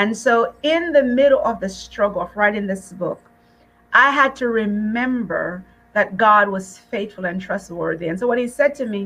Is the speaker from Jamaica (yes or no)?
yes; Jamaica; moved away; when I first came from Jamaica many years ago and I was in school, people would follow me everywhere so they could hear my accent.